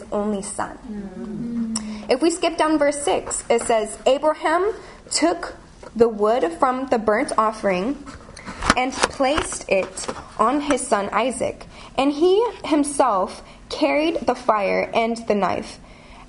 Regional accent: California, United States; moved away as an adult; now in London, United Kingdom; I'm from California.

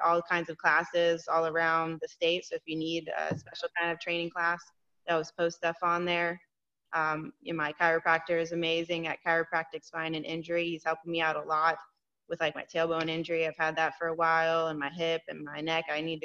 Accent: Florida, United States; born or raised there; also born or lived in New York

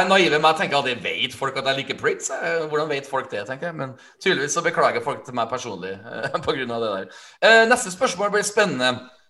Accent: Skreia, Innlandet, Norway; siden jeg kommer fra Skreia

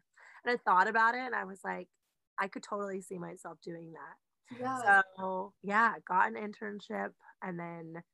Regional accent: California, United States; I'm from California

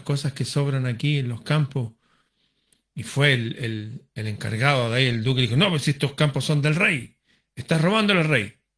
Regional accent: Chile; mi país, Chile

